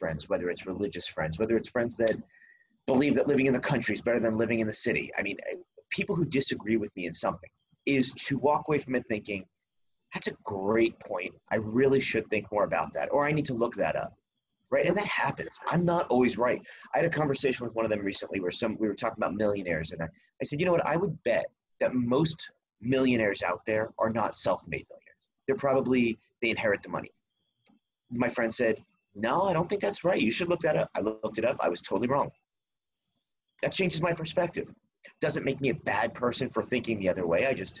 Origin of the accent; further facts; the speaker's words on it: East Coast, United States; I grew up on the East Coast, right? I don't know if everybody outside of the East Coast has known Donald Trump as long as we have.